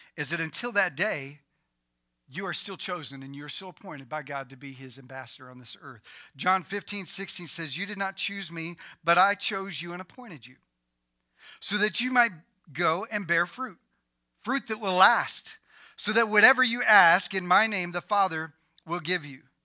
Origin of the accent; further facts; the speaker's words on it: United States; I was born in America